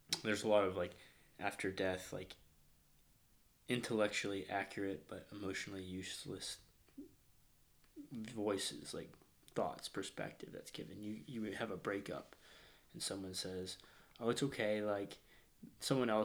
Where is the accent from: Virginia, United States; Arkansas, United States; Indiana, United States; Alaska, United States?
Arkansas, United States; Fayetteville; moved away as an adult; now in San Diego, United States; I'm from Arkansas, Northwest Arkansas, Fayetteville